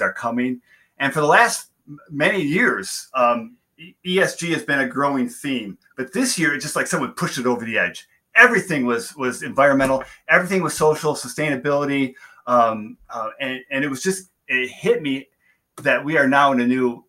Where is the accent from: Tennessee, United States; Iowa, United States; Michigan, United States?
Michigan, United States; Southeast; also born or lived in Flint, Michigan; growing up here in Southeast Michigan, the heart of the automotive industry